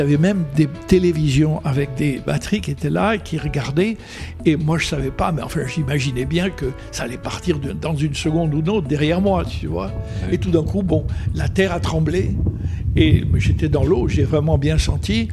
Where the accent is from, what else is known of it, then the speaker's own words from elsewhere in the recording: Algeria; first language Arabic; French is a second language; moved away; also born or lived in United States / France; quand j'étais gosse, 4 ans, 5, 6 ans. Mhm. Je jouais dans le bled et ma première langue, c'était l'arabe avec mes petits copains.